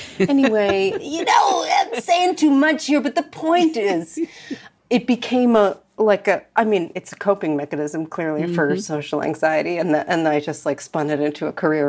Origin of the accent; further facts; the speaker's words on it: United States; But also as an American, it's like our collective way of processing so many things.